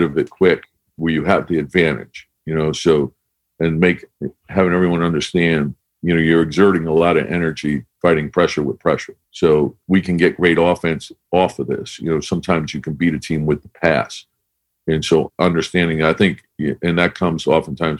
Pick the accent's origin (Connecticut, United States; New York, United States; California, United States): Connecticut, United States; I grew up in Connecticut.